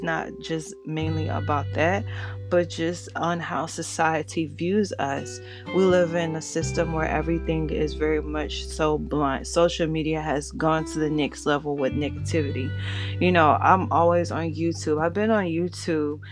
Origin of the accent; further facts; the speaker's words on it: Florida, United States; also born or lived in Georgia; I'm from the South, pretty much Florida raised, but Georgia bred